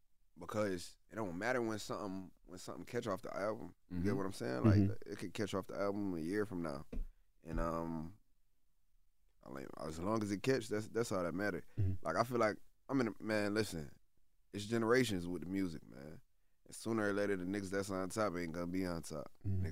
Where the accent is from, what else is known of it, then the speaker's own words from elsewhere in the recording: Syracuse, New York, United States; Especially, like, in my hometown, like in Syracuse, it's like, man, I'm besides …